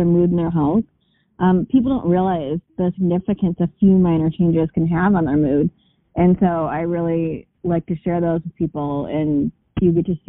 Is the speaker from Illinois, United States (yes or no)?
yes; Chicago, Illinois, United States; I'm from Chicago